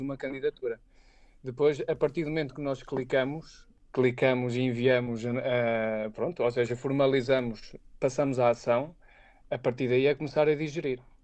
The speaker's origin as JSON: {"language": "Portuguese", "town": "Aveiro", "region": "Centro", "country": "Portugal", "tie": "born or raised there", "also_born_or_lived": "Leiria / Lisbon / Beijing", "moved": "as an adult", "said": "eu sou de Aveiro, mas nunca, nunca tive, fiz prática profissional em Aveiro. Uh, ou seja, eu saí logo da minha zona lá, familiar eu estudei, eu cresci, estudei, fiz a minha formação académica na, na Universidade de Aveiro"}